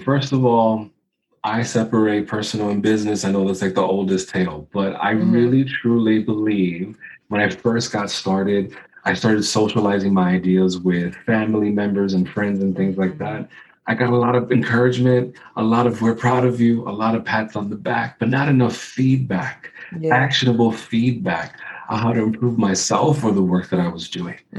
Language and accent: English; New York City, New York, United States; I grew up in the Bronx